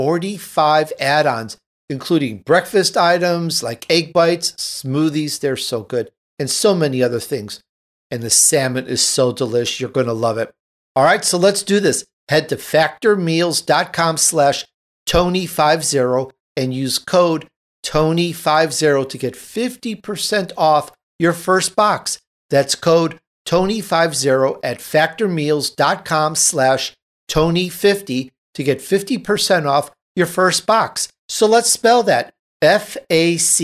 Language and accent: English; Chicago, Illinois, United States; I'm from Chicago